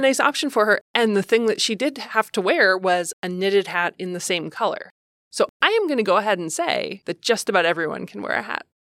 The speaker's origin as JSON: {"language": "English", "region": "Ohio", "country": "United States", "tie": "born or raised there", "said": "I grew up in Ohio"}